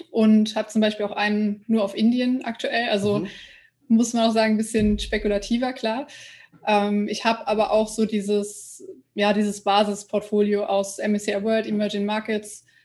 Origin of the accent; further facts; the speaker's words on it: Germany; Ich bin aus Deutschland.